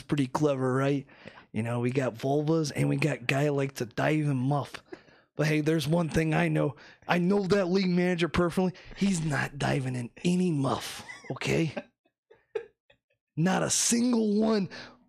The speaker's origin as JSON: {"language": "English", "region": "Florida", "country": "United States", "said": "You know, I'm from Florida, okay?"}